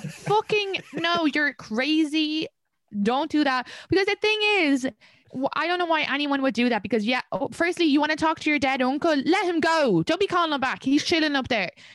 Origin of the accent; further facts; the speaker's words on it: Ireland; moved away as an adult; now in New York, United States; I grew up in Ireland.